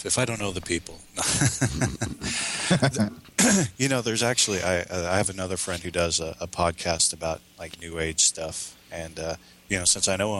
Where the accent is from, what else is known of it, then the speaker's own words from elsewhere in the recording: Minnesota, United States; accent: Minnesotan; I did in my Minnesotan accent